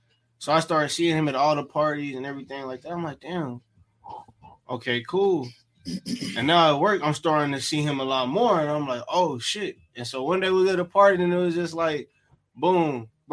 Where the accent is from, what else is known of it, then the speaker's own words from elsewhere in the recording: New York City, New York, United States; I'm from Brooklyn, New York. Facts. Canarsie, Flores.